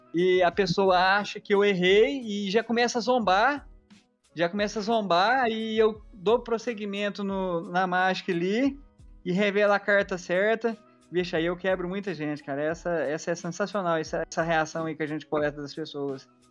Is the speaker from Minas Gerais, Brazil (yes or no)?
yes; Minas Gerais, Brazil; eu sou de Minas Gerais